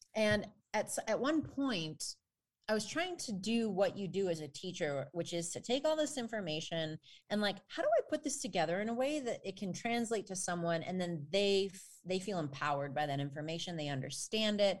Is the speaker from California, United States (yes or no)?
no; northwestern suburbs of Chicago, Illinois, United States; I grew up in a teeny tiny community. in the far northwestern suburbs of Chicago